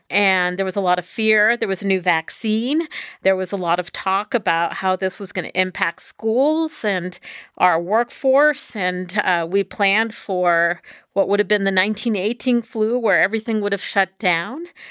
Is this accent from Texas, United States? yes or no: yes; Texas, United States; moved away; I grew up in Texas